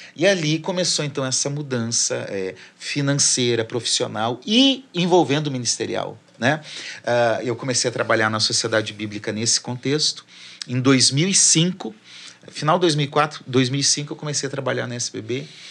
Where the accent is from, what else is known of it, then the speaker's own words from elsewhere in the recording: Curitiba, Paraná, Brazil; moved away as an adult; also born or lived in Porto Alegre / Belém / interior of São Paulo; Na igreja que nós frequentávamos e onde eu cresci